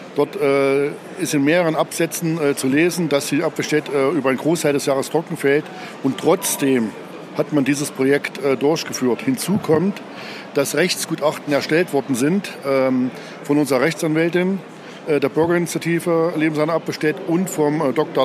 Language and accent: German; Apfelstedt, Thuringia, Germany; Ich komme aus Apfelstedt